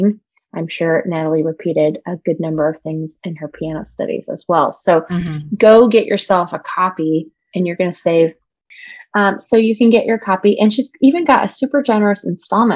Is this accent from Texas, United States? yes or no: no; Indianapolis, Indiana, United States; now in Portland, United States; I'm from Indianapolis originally